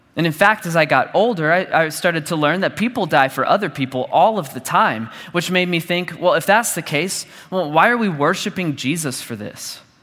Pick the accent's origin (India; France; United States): United States; Dallas, Texas; I grew up in church and I grew up in Dallas.